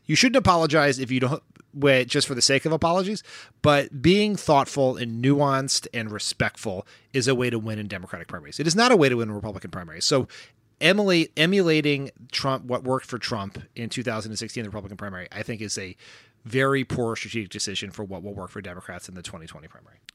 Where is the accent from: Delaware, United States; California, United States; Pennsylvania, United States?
Delaware, United States; I am from Delaware. As we've said on this pod many times, Joe Biden has been my senator or my vice president nearly my entire life